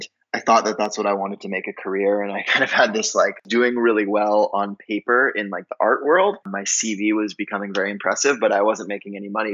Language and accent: English; Durango, Colorado, United States; I'm originally from Durango, Colorado, a small little mountain town in southwestern corner of the state.